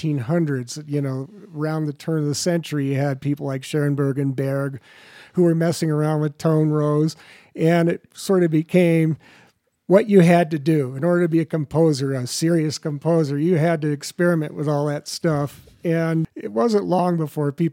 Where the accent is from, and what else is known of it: Los Angeles, California, United States; born or raised there